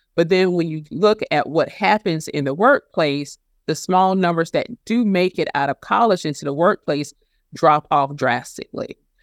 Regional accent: South Carolina, United States; my home state of South Carolina

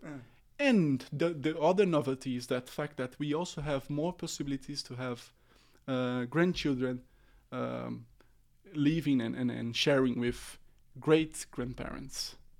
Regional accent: Brazil; English is a second language; moved away as an adult; now in Oslo, Norway; originally I'm from Brazil.

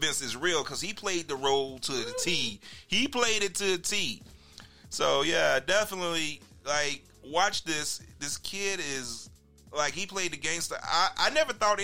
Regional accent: Chicago, Illinois, United States; I'm from Chicago

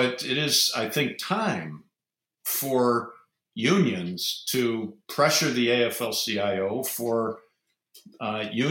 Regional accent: Ohio, United States; I'm from Ohio

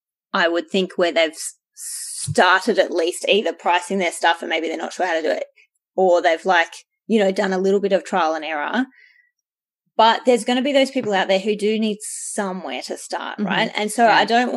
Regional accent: Australia; We're Australian experts, yeah, not the other way.

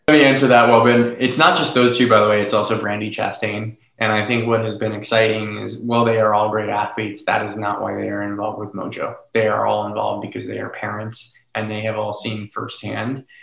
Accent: Florida, United States; now in Los Angeles, United States; I grew up in Florida

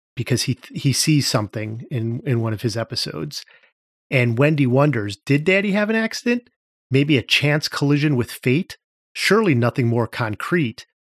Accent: Cleveland, Ohio, United States; I grew up in Cleveland

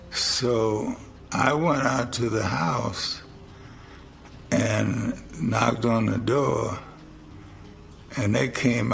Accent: St. Simons Island, Georgia, United States; I'm from St. Simon's Island, Georgia, and my grandmother was working for this white family there as a domestic.

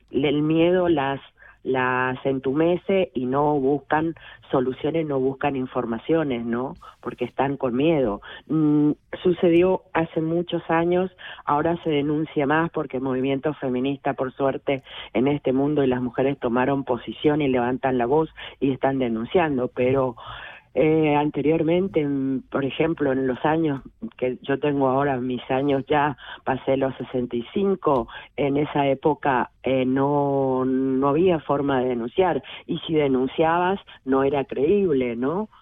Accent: Misiones, Argentina; moved away as an adult; now in Switzerland; yo soy argentina, soy una mujer argentina, soy migrante, hija de personas que de campesinos, campesinas, desde nací en la selva misionera, en Misiones Argentinas

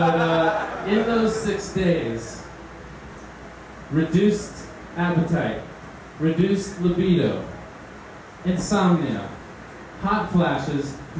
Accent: Miami, Florida, United States; I'm from Miami

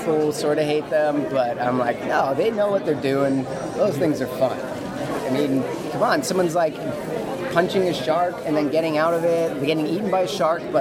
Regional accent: Vancouver, British Columbia, Canada; I'm from Vancouver.

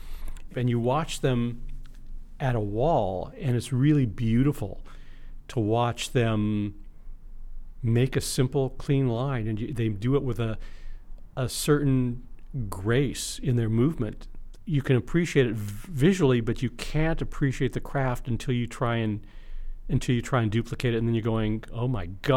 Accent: Los Angeles, California, United States; I grew up in San Fernando Valley

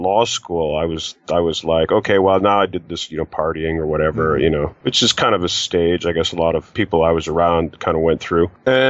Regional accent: Canada; Originally, actually, I'm from Canada.

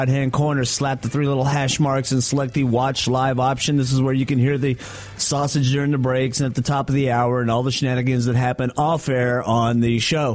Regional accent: North Texas, United States; There's like five cement plants here in North Texas that are around my hometown.

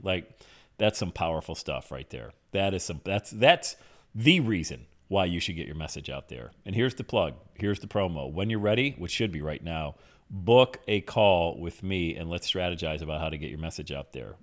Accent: Bradford, Pennsylvania, United States; back in my hometown of Bradford, P

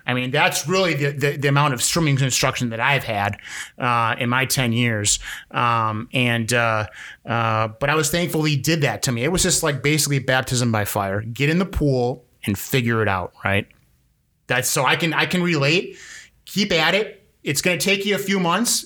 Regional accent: Milwaukee, Wisconsin, United States; I'm from Milwaukee

